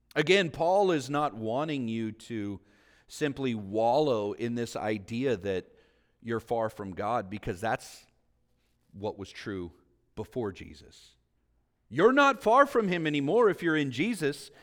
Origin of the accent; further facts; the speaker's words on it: Vallejo, California, United States; being back home here, living near where I grew up in Vallejo